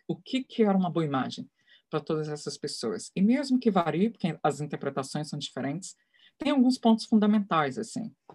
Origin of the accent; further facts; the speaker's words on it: Brazil; Eu sou brasileira, eu sou mulher